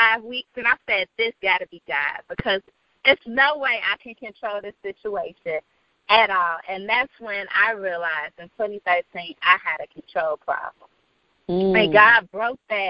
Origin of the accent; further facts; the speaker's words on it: Chicago, Illinois, United States; I'm from Chicago, the South Side, the Windy City